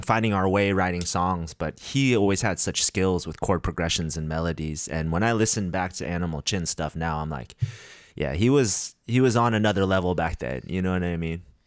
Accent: United States; being Korean American

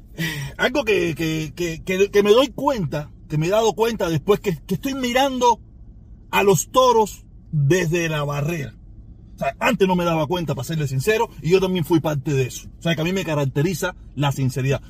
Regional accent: Cuba; Yo soy cubano

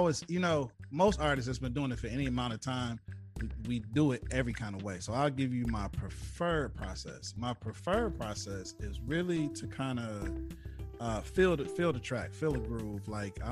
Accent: Flint, Michigan, United States; that hometown love, just being from Flint

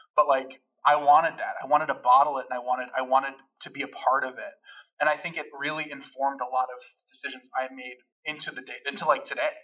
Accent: Chicago, Illinois, United States; also born or lived in Addison, Illinois / Gainesville, Florida / Los Angeles; born and raised in Chicago

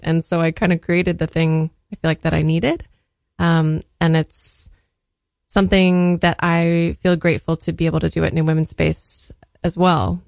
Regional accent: San Diego, California, United States; I was born in San Diego

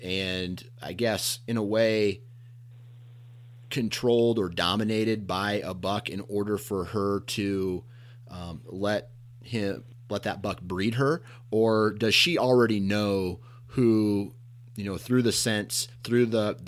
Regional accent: Iowa, United States; I'm from Iowa.

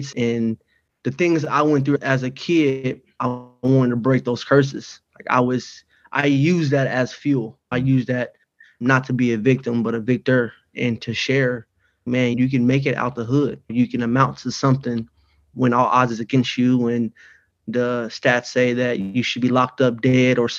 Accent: Dayton, Ohio, United States; moved away as an adult; also born or lived in Sioux Falls, South Dakota; now in Indiana, United States; Born and raised. Yeah, Dayton, Ohio

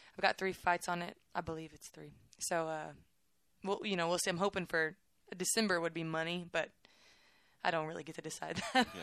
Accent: Waco, Texas, United States; I'm from Waco

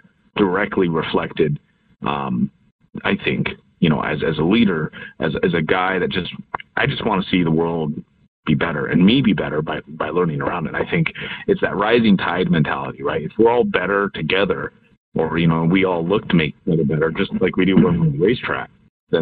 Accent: Seattle, Washington, United States; Born and raised in Seattle

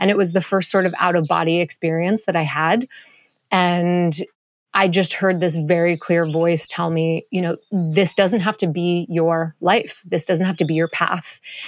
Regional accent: Montreal, Quebec, Canada; also born or lived in Hawaii; now in Costa Rica; I was born and raised in Montreal

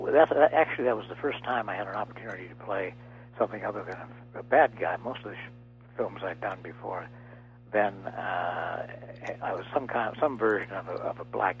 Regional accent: Minneapolis, Minnesota, United States; because I was growing up in Minneapolis, which is a very pronounced Midwestern state, or city rather

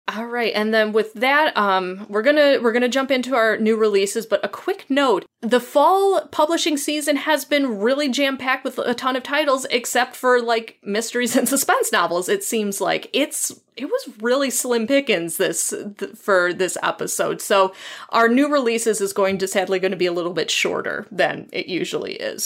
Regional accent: United States; as an American

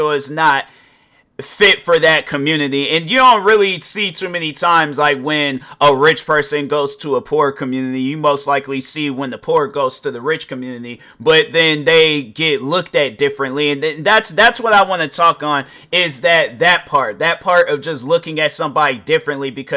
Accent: United States; I'm African American

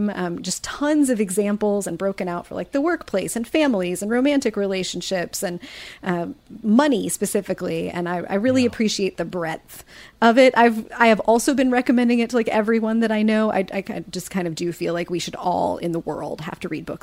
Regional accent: Kansas, United States; from Kansas

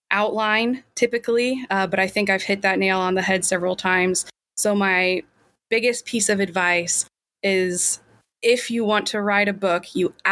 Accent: Kansas, United States; I'm from Kansas.

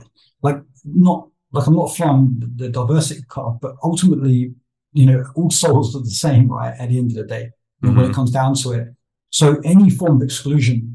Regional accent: United Kingdom; I'm British

